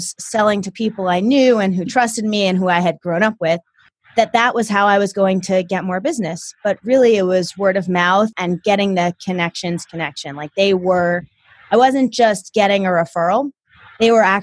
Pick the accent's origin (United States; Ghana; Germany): United States; New Jersey / New York City area; I came from Jersey. Or the New York City area